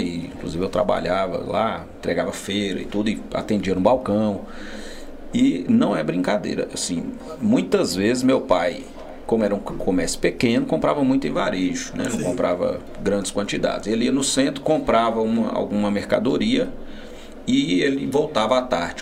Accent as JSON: {"language": "Portuguese", "region": "north of Minas Gerais", "country": "Brazil", "said": "nós que somos do norte de Minas"}